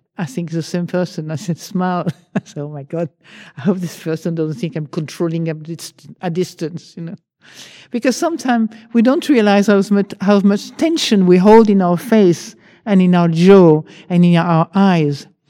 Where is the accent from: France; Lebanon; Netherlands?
France; accent: French; English is a second language; now in United Kingdom; I still have a French accent